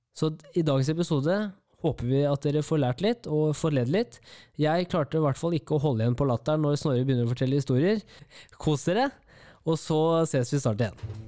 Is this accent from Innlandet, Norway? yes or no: yes; Kongsvinger, Innlandet, Norway; jeg er fra Kongsvinger